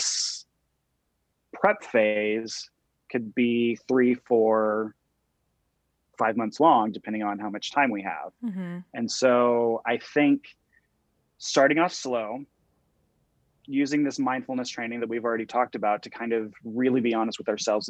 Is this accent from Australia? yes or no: no; Texas, United States; moved away; I'm from Texas originally